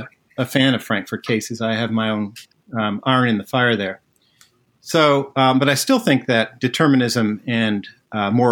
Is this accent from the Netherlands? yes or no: yes; Netherlands; So I was born in the Netherlands